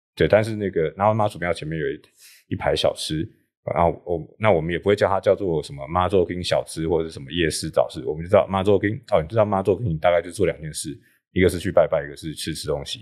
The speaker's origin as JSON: {"language": "Chinese", "region": "Taipei", "country": "Taiwan", "tie": "born or raised there", "said": "我的家乡大稻埕，因为我在大稻埕是。出生长大，然后家族在大稻埕住了好几代"}